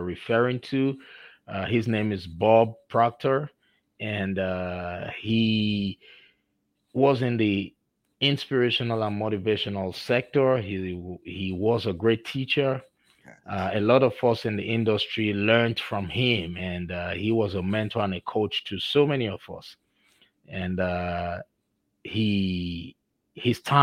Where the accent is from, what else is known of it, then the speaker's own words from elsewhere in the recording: Nigeria; accent: Nigerian; moved away; You know, I'm originally from Nigeria, so I still have my Nigerian diction and accent in me.